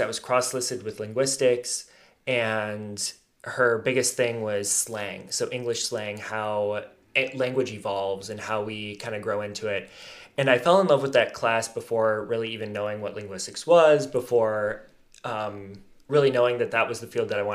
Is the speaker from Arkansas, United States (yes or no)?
no; Alpena, Michigan, United States; I grew up here in Alpena, graduated from Alpena High in 2015